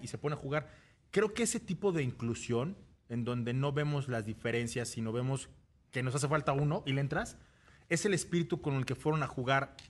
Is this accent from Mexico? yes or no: yes; Mexico; como mexicanos